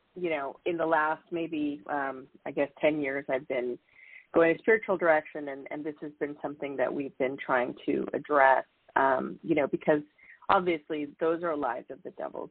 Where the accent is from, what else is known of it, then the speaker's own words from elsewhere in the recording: San Diego, California, United States; I grew up in California in San Diego